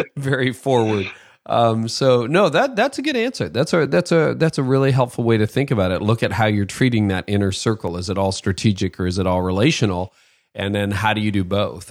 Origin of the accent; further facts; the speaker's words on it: Canada; also born or lived in north of Toronto; as a Canadian, you know, guy who lives in a, in a different country